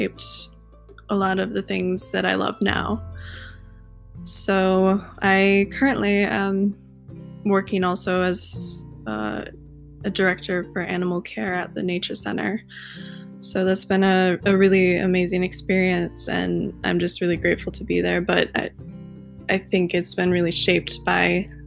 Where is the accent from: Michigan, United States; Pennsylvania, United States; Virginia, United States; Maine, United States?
Michigan, United States; Hopkins; I grew up in Michigan, Hopkins, Michigan